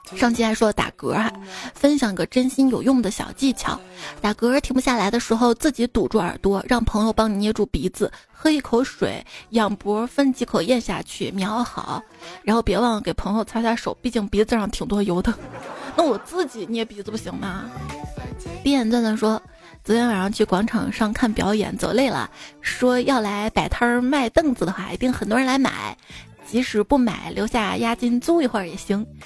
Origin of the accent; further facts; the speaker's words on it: Xi'an, Shaanxi, China; 我是西安出生、西安长大的